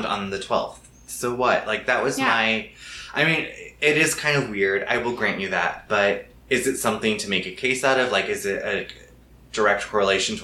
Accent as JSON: {"language": "English", "town": "Wichita", "region": "Kansas", "country": "United States", "tie": "born or raised there", "moved": "yes", "said": "I grew up in Kansas? Wichita, Kansas"}